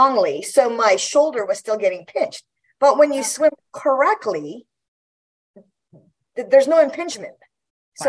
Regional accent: Guam; moved away; I grew up in Guam

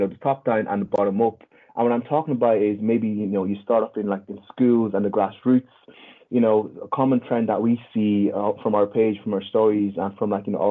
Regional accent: Ireland; We all grew up in Ireland.

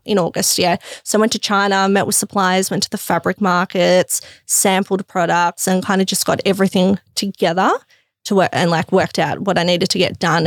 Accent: Melbourne, Victoria, Australia; also born or lived in Crete, Greece; I grew up around, yeah, Box Hill, Burwood

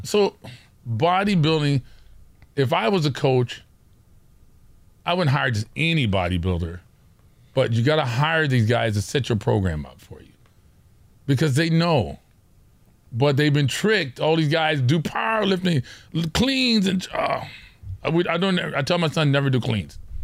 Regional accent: Orange County, California, United States; we're from Orange County. Those of you who don't know where that is, it's, it's, it's suburbia

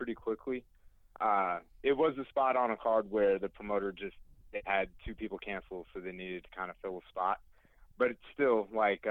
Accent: United States; I'm American

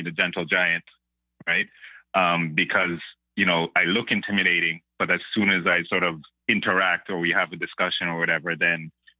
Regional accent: Toronto, Ontario, Canada; also born or lived in Brantford, Ontario; the bulk of my years were in Malvern. So we grew up in Scarborough.

